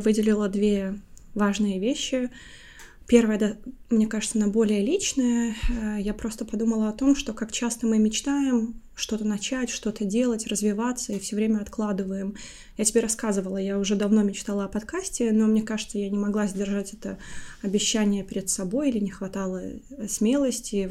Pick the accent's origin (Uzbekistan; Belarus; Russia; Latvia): Latvia; now in London, United Kingdom; я родилась и выросла в Латвии, уже 11 лет также живу в Лондоне